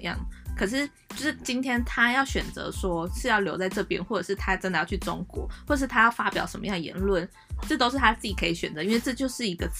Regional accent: Taiwan; 我身为一个台湾的国民

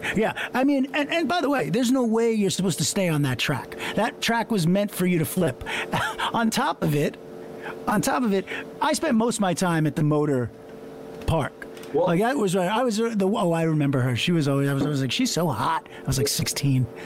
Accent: Long Island, New York, United States; growing up in Long Island

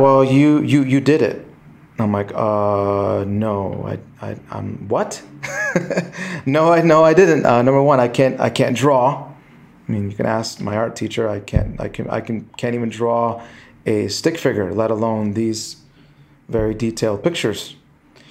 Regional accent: Chicago, Illinois, United States; born or raised there

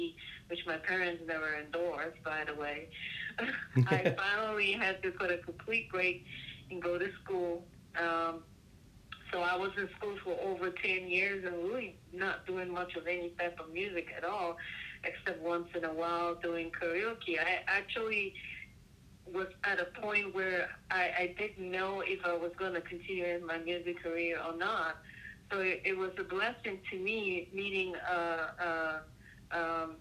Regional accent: Cameroon; now in Washington, D.C., United States; I was originally born in West Africa, Cameroon, 237

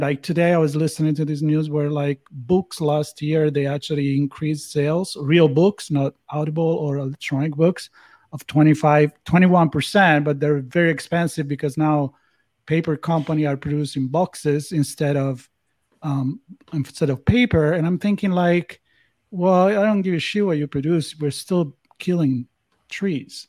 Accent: Italy; growing up in Italy

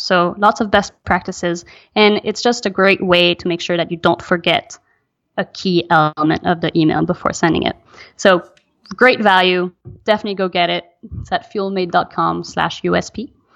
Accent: Belgium; moved away; also born or lived in France / United States; I'm French. I'm American. I grew up in Belgium.

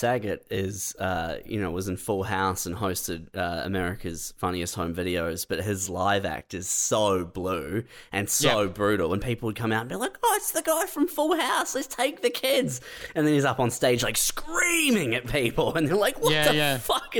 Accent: New Zealand; I'm from New Zealand. I was big in New Zealand.

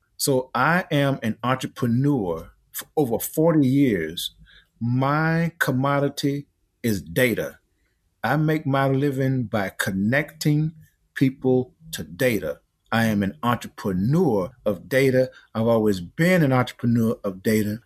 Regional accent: Easton, South Carolina, United States; now in Atlanta, United States; I grew up over in Easton, South Carolina

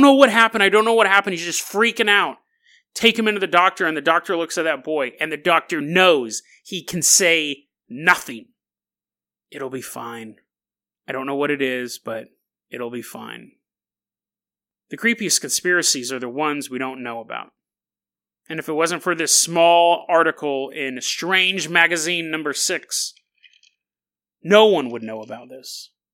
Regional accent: Riverside County, California, United States; I grew up down there in Riverside County.

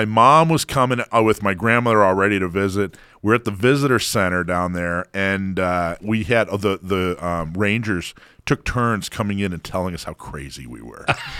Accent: Florida, United States; also born or lived in Hawaii; I remember I grew up in Florida and Hawaii.

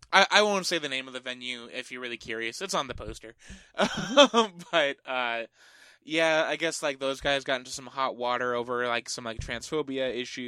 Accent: Phoenix, Arizona, United States; also born or lived in Eugene, Oregon

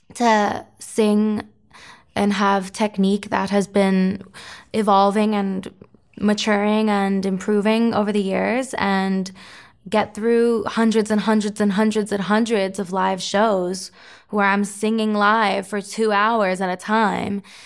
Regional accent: Florida, United States; my hometown, Florida's hockey team

